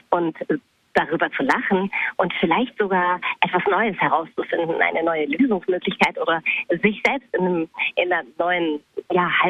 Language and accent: German; Bochum, North Rhine-Westphalia, Germany; born there; ich bin in Bochum geboren, aber ich war da eigentlich nie.